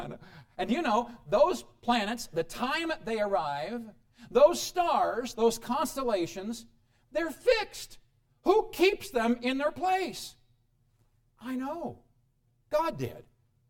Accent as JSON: {"language": "English", "region": "Midwest", "country": "United States", "moved": "yes", "lives_now": "Colorado, United States", "said": "I come from the Midwest where, let's see, March, we will see sunshine, let me think, in June, the Midwest back there"}